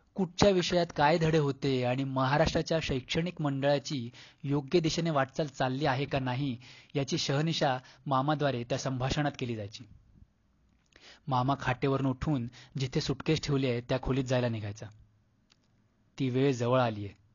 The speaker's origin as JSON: {"language": "Marathi", "town": "Mumbai", "region": "Maharashtra", "country": "India", "tie": "born or raised there", "also_born_or_lived": "Konkan"}